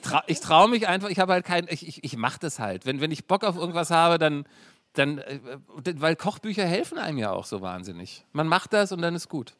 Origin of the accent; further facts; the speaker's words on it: Berlin, Germany; also born or lived in Lower Saxony; dann hat mein Vater rübergemacht, mhm. hat hier irgendwie einen guten Job gehabt